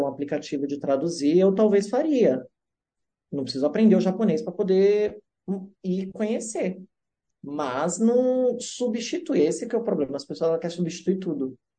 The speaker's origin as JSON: {"language": "Portuguese", "country": "Brazil", "moved": "yes", "said": "sou do Brasil lá"}